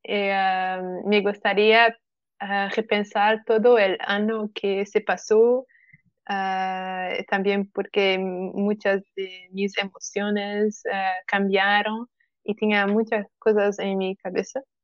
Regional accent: Portugal; Spanish is a second language; yo soy de Portugal, que es eh, un país Mejor que la España.

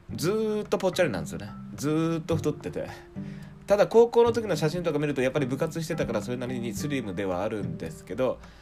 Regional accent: rural Fukuoka Prefecture, Japan; moved away as an adult; now in Tokyo, Japan; 地元の方は福岡県の田舎の方で、

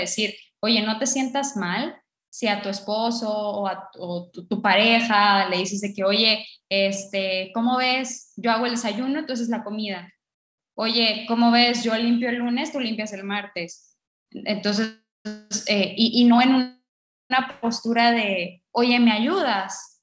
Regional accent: northern Mexico, Mexico; yo soy mexicana, pero eh, yo soy norteña

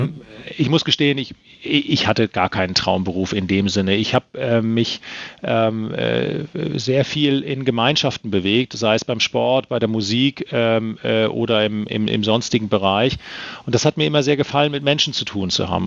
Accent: Rhineland-Palatinate, Germany; moved away; Ich bin äh, in der Pfalz groß geworden

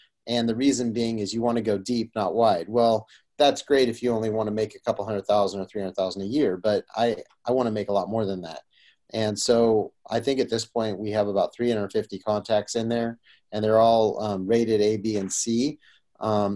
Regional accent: Roseville, United States; So I grew up here in Roseville

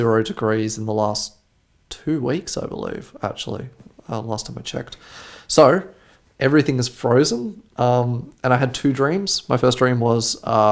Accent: Australia; now in Germany; I'm from Australia

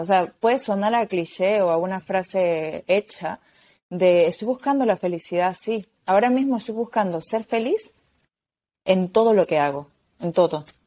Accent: Peru; moved away as an adult; now in Spain; me fui de mi país, porque yo soy de Perú, vivo en España

